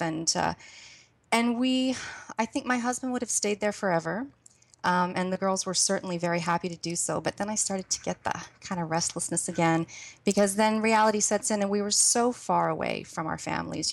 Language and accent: English; Canada; moved away as an adult; we made sure that the children never lost the sense of being Canadian. So we celebrated Canada Day